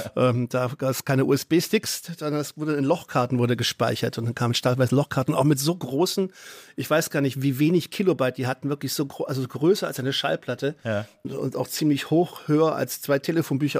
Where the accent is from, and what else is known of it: Gerlingen, Baden-Württemberg, Germany; born or raised there; also born or lived in Offenbach, Hesse / Westphalia